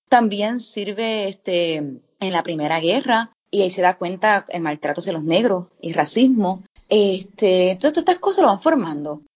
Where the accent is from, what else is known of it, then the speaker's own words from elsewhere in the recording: Ponce, Puerto Rico; moved away as an adult; also born or lived in Asia / Indonesia; yo soy ponceña, aunque estuve más de 10 años trabajando fuera, más que todo en Asia